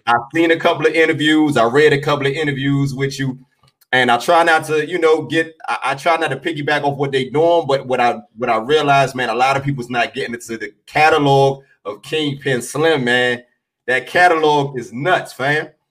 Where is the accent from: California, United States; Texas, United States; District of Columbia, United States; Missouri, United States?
District of Columbia, United States; Washington; I was born on on the South Side, man, but I moved I moved uptown, man. So I grew up, you know, probably like minutes away from you